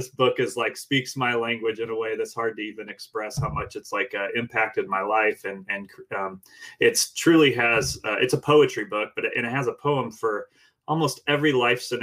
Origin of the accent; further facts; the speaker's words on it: Indiana, United States; We're from Indiana